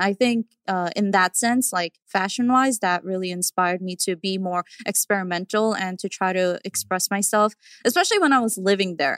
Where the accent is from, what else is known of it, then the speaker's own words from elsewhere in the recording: New York, United States; growing up in New York